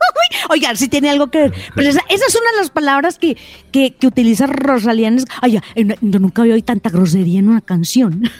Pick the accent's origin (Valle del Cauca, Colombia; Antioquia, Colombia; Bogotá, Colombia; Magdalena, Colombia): Antioquia, Colombia; yo que soy bien paisa